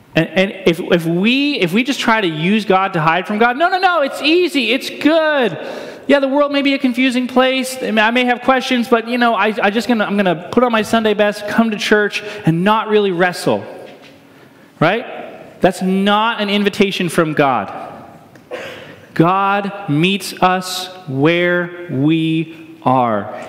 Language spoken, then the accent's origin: English; Northeast, United States; moved away; I grew up in the Northeast